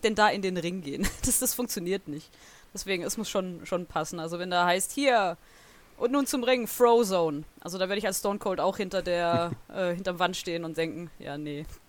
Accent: Southern Germany, Germany; Ich komme aus Süddeutschland

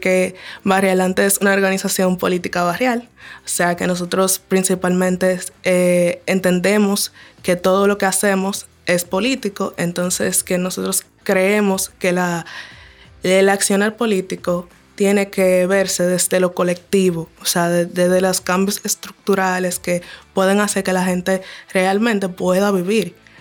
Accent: Distrito Nacional, Dominican Republic; now in Villa Mella, Dominican Republic; me viví casi toda mi vida en el distrito, recién me mudé a Villamella

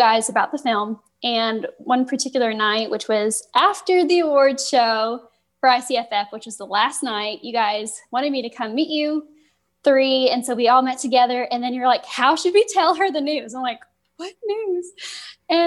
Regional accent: Midwest, United States; I'm an actress from the Midwest

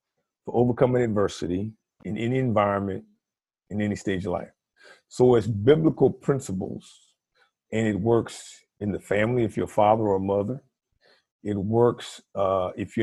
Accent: Virginia, United States; also born or lived in Washington, D.C.; I grew up in Virginia. I moved from Washington, D.C., a all-black environment

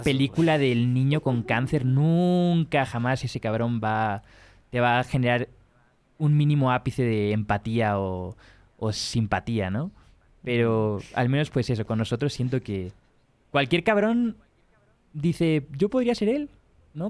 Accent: Spain; yo soy español o de primer mundo

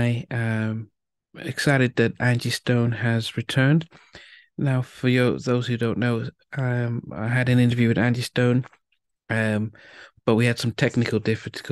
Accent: England, United Kingdom; moved away; also born or lived in United States; I'm Nigerian heritage. I was born in England. I went to college in the US

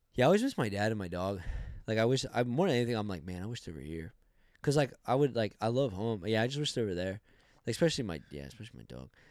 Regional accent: Arizona, United States

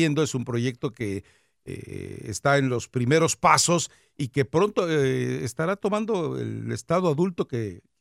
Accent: Cuba; Soy cubano, rata.

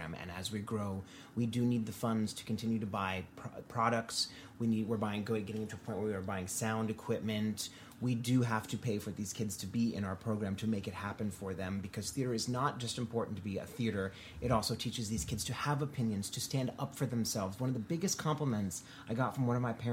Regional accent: Florida, United States; now in New York, United States; I grew up in Florida

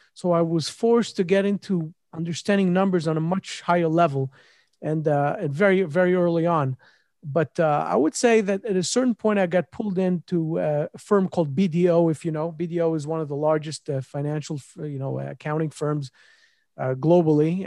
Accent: Israel; moved away; also born or lived in Memphis, United States / New York, United States; I'm originally from Israel

